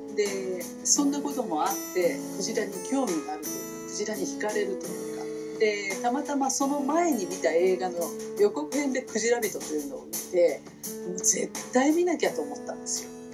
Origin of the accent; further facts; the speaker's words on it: Izumiotsu, Osaka, Japan; 私は大阪出身